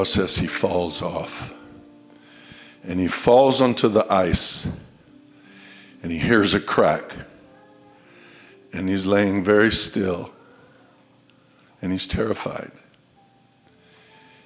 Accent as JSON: {"language": "English", "region": "Colorado", "country": "United States", "tie": "born or raised there", "moved": "yes", "said": "I was raised in Colorado"}